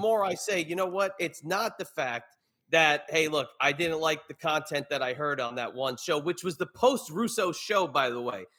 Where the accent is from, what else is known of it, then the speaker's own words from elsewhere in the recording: New York, United States; growing up in New York